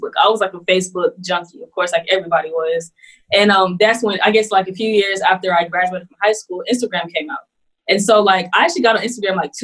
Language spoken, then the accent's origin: English; Houston, Texas, United States; also born or lived in Greenville, South Carolina; I was born in Greenville, South Carolina. I moved to Houston, Texas when I was two, and that's where I was raised